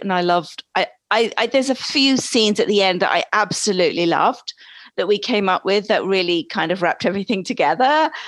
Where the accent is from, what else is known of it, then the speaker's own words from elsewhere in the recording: England, United Kingdom; accent: British; also born or lived in East Coast, United States; now in United States; I was originally born in England